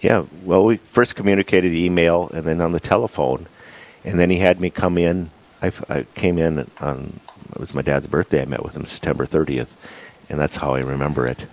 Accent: Bismarck, North Dakota, United States; moved away as an adult; also born or lived in Fargo, North Dakota / Phoenix, Arizona; I grew up at Corpus Christi in Bismarck.

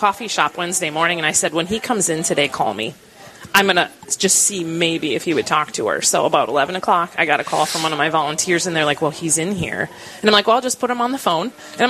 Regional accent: Rochester, United States; I wrote that I was from Rochester.

